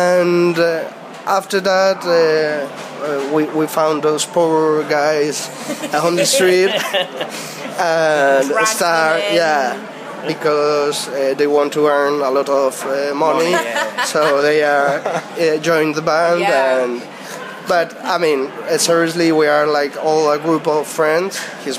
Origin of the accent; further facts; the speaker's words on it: northern Spain, Spain; English is a second language; we are seven. We are from North Spain.